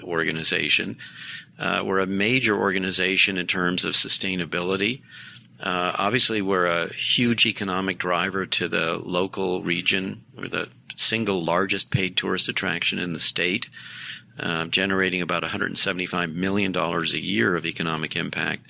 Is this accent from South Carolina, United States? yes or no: no; Boston, Massachusetts, United States; moved away as an adult; now in Detroit, United States; Growing up in Boston